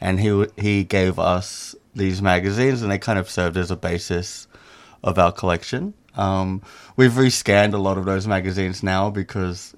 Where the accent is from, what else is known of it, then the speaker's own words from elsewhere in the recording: Sydney, New South Wales, Australia; moved away as an adult; also born or lived in Indonesia; I'm originally from Sydney, Australia